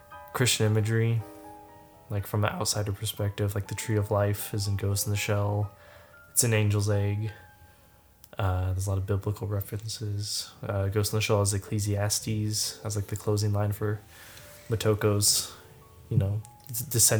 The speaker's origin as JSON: {"language": "English", "country": "United States", "said": "our American lifestyle"}